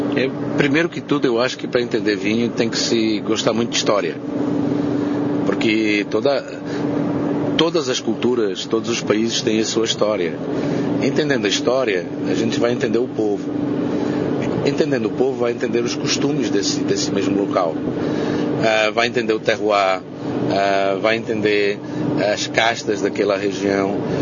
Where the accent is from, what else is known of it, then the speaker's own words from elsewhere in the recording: Montemor-o-Novo, Alentejo, Portugal; Montemor Novo, que é a minha terra natal